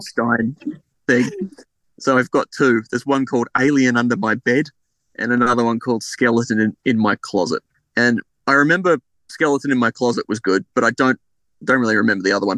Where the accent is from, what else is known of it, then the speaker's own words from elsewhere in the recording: Adelaide, South Australia, Australia; I was born in Adelaide in 1987